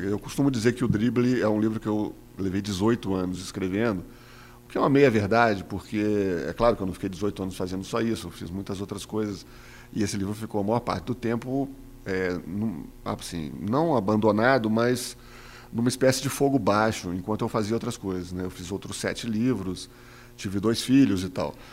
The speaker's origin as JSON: {"language": "Portuguese", "region": "Minas Gerais", "country": "Brazil", "said": "eu sou mineiro"}